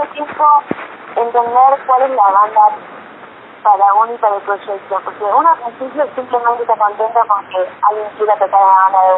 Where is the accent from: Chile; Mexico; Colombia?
Colombia; now in Argentina; la verdad es que crecimos en Colombia, que eh, ahí empecé, ahí empecé a, conocer cómo era una banda, eh, y cuando volví acá